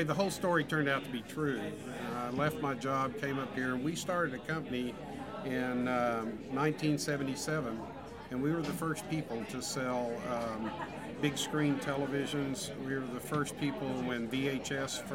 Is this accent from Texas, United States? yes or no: yes; Gladewater, Texas, United States; moved away as an adult; also born or lived in Houston, Texas; now in Austin, United States; I grew up in a little town called Gladewater